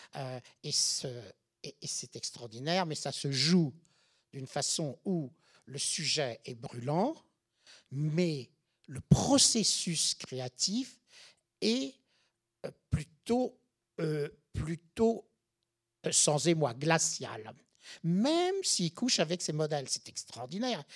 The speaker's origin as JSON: {"language": "French", "country": "France", "moved": "as an adult", "lives_now": "New York, United States", "said": "en tant que Français, quand je suis arrivé, tu sais, fin des années 70"}